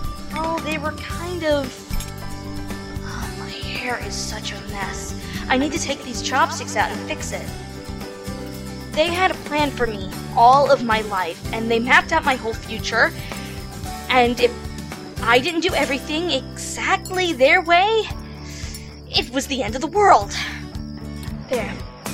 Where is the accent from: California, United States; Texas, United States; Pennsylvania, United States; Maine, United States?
Maine, United States; Well, I'm from Maine, so I'm kind of used to the snow and the cold.